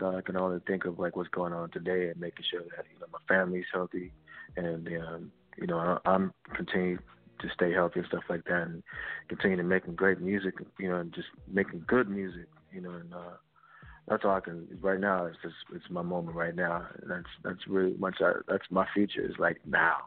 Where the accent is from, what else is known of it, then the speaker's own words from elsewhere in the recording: Fayetteville, North Carolina, United States; I was raised in Fayetteville, North Carolina